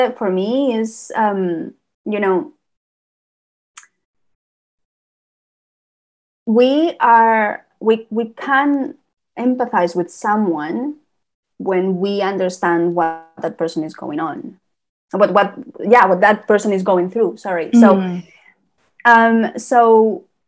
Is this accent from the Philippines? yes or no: no; Spain; English is a second language; moved away; I was born in Spain, where I have to learn another language